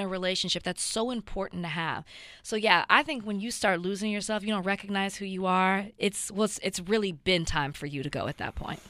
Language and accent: English; the South, United States; I grew up in the South